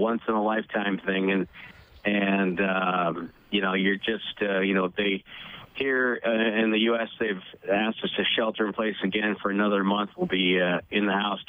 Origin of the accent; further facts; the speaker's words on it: New England, United States; moved away; I grew up in New England